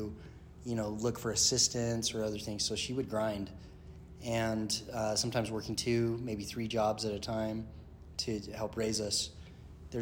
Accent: Kaysville, Utah, United States; also born or lived in St. Louis / Denver; I grew up here in Utah. Was an Army brat, at a young age

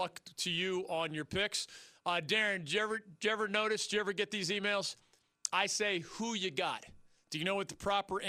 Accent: Philadelphia, Pennsylvania, United States; I grew up in the Philly area.

